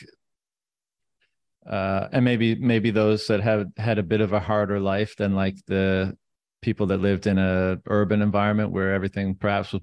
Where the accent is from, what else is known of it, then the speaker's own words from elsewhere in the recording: St. John's, Newfoundland and Labrador, Canada; moved away as an adult; also born or lived in China; I'm from St. John's, and lived there until I was 21